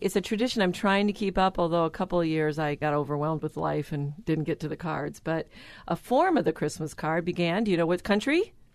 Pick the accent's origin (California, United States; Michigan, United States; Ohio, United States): Michigan, United States; because of my background, growing up in Michigan